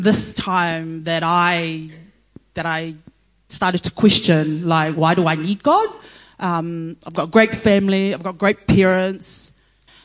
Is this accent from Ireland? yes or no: no; Samoa; moved away; also born or lived in Auckland, New Zealand; I was born in Auckland, and then after I turned one, our parents returned to Samoa. And in Samoa, my brother, who is here, and I were raised by my parents